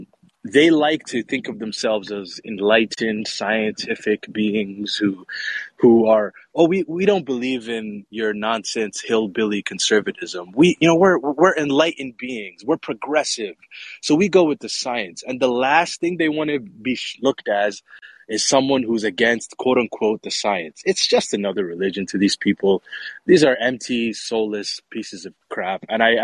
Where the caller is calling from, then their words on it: Mogadishu, Banaadir, Somalia; Yeah, I'm calling you from Mogadishu, Somalia, believe it or not. That's my roots.